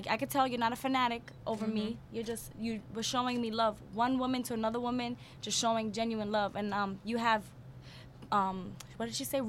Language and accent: English; New York City, New York, United States; But I'm from Brooklyn